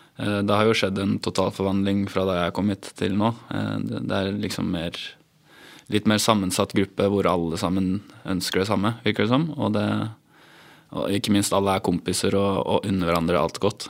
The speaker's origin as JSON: {"language": "Norwegian", "town": "Hamar", "region": "Innlandet", "country": "Norway", "moved": "yes", "lives_now": "Moss, Norway", "said": "men jeg kommer jo egentlig fra Hamar."}